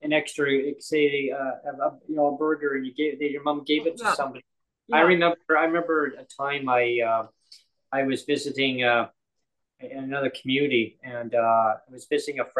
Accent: Canada; as Canadian citizens

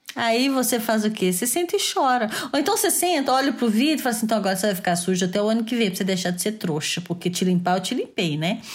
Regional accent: Belo Horizonte, Minas Gerais, Brazil; now in France; que eu fui nascer em Belo Horizonte

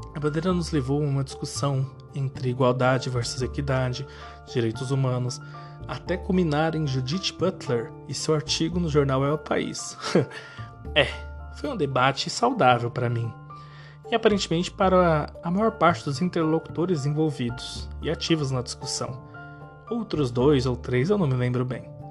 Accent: Brazil; somos brasileiros

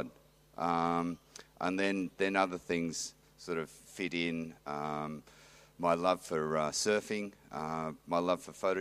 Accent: Western Australia, Australia; also born or lived in New South Wales; now in Manly, Australia; I grew up in Western Australia on a small property, sort of 200 miles, what is it, southeast of Perth

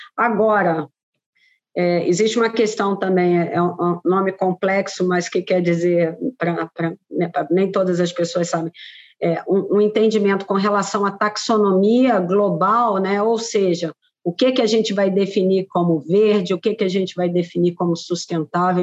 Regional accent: Brazil

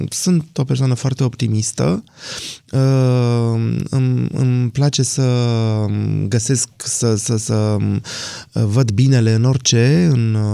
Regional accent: Bucharest, Romania; born there; Uh, pe șoseaua Giurgiului, într-un bloc cu 15 etaje.

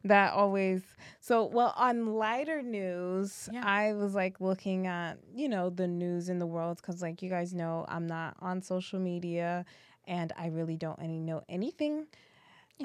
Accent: Haiti; Haiti uh, where we're Haitian

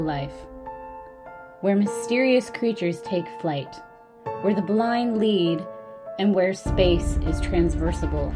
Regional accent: Canada; also born or lived in Italy; So as a Canadian

